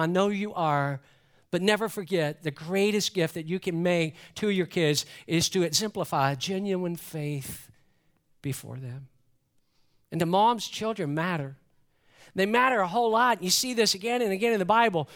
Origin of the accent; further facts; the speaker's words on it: Atlanta, Georgia, United States; growing up in Metro Atlanta